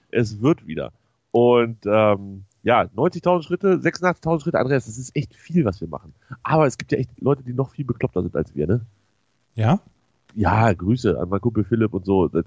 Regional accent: North Rhine-Westphalia, Germany; Also ich würde mal so sagen, als Westfale würde ich ja, wenn ich sowas in der Nachbarschaft organisieren würde, fände ich gegen Bier nicht so viel einzuwenden

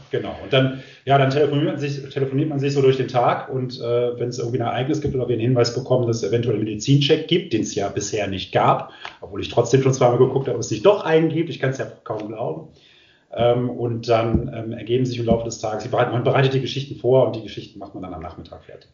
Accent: Düsseldorf, North Rhine-Westphalia, Germany; moved away; ich komme ursprünglich aus Düsseldorf

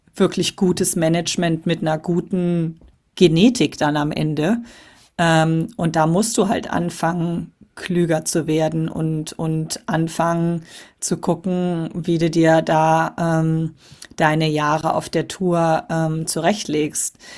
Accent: Cologne, North Rhine-Westphalia, Germany; als gebürtige Kölnerin

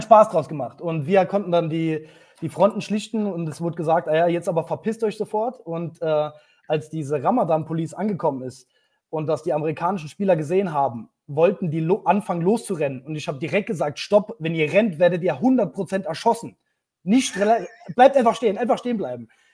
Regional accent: Saarland, Germany; für mich als Saarländer

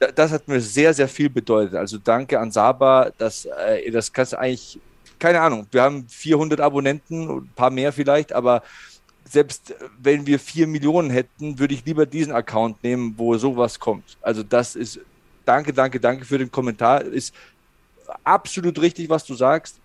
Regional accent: Passau, Bavaria, Germany; also born or lived in Munich; bei uns in Passau gab es einen Boxverein

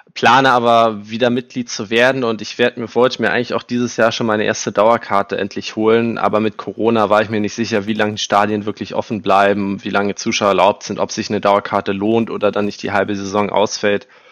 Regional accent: Berlin, Germany; in Berlin geboren, habe mein ganzes bisheriges Leben auch in dieser absolut geilen Stadt verbracht

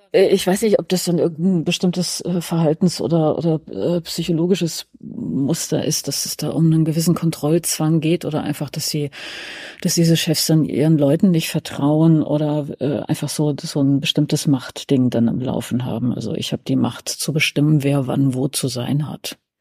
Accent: Hesse, Germany; now in Berlin, Germany; wir sind ja alle gebürtig aus, äh, Westdeutschland, genauer gesagt aus Hessen

